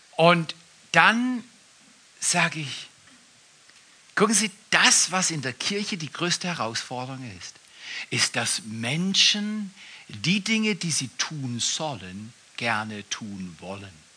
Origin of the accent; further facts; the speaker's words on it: Black Forest, Baden-Württemberg, Germany; Ich komme aus dem Westen, aus dem Südwesten, aus dem Schwarzwald, Schwarzwälder